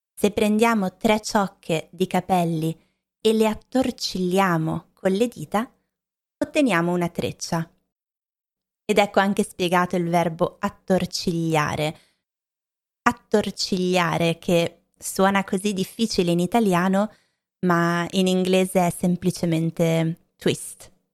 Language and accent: Italian; Lombardy, Italy; Anche io che sono cresciuta in Lombardia